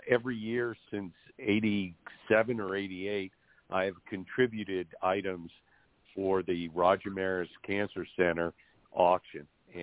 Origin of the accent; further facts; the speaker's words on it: New York City, New York, United States; growing up in New York, in the tri-state area